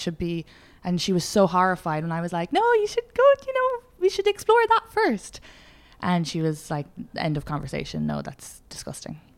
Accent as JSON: {"language": "English", "country": "Ireland", "moved": "yes", "said": "I'm Irish"}